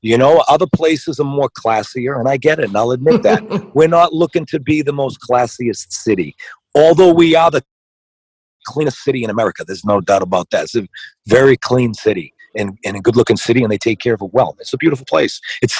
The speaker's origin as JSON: {"language": "English", "town": "Boston", "region": "Massachusetts", "country": "United States", "tie": "born or raised there", "said": "I grew up in Southie, right on the borderline of Dorchester. Southie, when I was growing up, was an all-white area."}